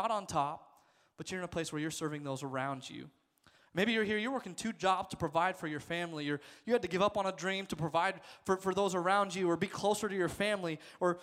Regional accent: Nebraska, United States; I was born there. I was raised in Nebraska

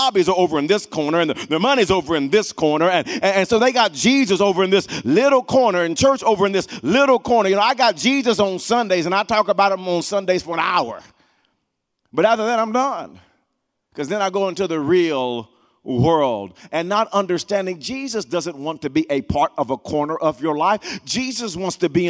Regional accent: Wewoka, Oklahoma, United States; growing up in Wewoka, Oklahoma

